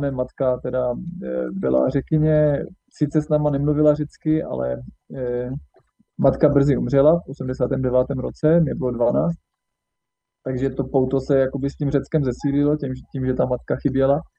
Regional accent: Třinec, Moravian-Silesian Region, Czechia; Takže vyrůstal jsem v Československu, v Třinci, eh, na Severní Moravě, pomezí Slezska, Severní Moravy, kousek od slovenských hranic v podstatě.

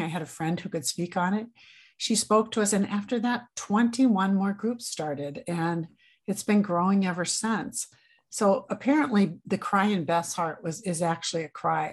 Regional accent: Grand Island, Nebraska, United States; now in Minnesota, United States; I was raised in Grand Island, Nebraska

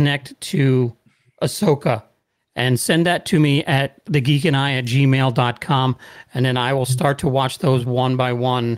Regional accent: West Coast, United States; I grew up on the West Coast, so I like the original trilogy.

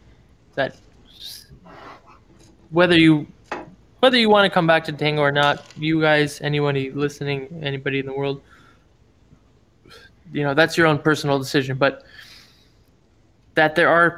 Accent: Cleveland, Ohio, United States; now in New York City, United States; I'm from Cleveland

